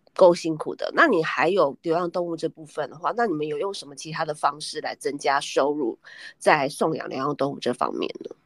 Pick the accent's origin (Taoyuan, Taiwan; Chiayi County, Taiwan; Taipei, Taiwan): Taipei, Taiwan; 我们两个嗯。其实都是台北人